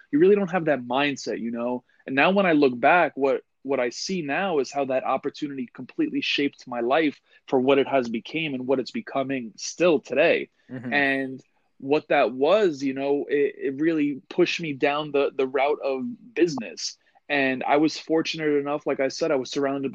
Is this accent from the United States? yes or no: yes; New York, United States; born and raised in New York